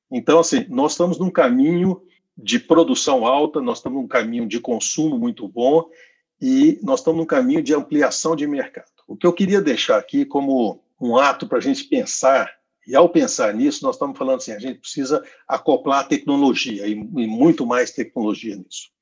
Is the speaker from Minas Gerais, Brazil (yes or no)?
no; Goiás, Brazil; eu sou goiano